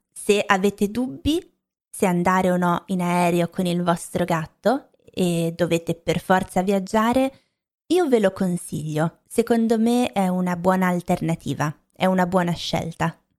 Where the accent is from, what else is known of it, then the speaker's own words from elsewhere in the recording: Lombardy, Italy; moved away; crescendo in Lombardia non avevo mai mangiato la pizza napoletana